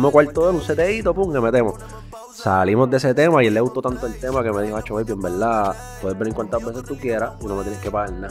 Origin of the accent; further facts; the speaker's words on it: Río Grande, Puerto Rico; also born or lived in San Juan; Bro, yo soy de Río Grande